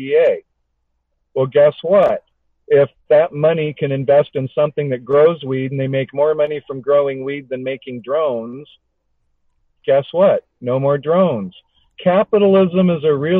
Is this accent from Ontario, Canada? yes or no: no; Alberta, Canada; I grew up in Alberta